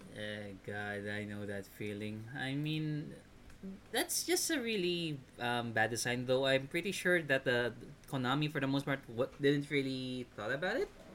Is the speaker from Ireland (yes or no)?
no; Philippines; being a Filipino